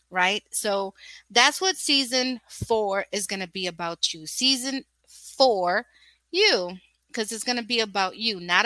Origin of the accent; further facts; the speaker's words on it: New York, United States; also born or lived in Brooklyn, New York; raised in Washington Heights